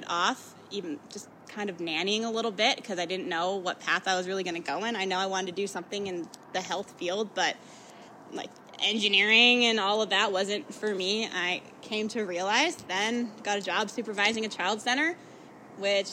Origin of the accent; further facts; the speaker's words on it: Indiana, United States; now in Las Vegas, United States; I was born in Indiana